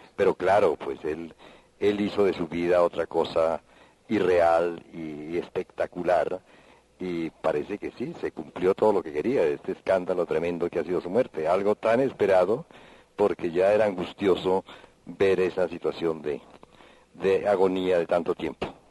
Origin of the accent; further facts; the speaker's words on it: Popayán, Cauca, Colombia; siendo de Popayán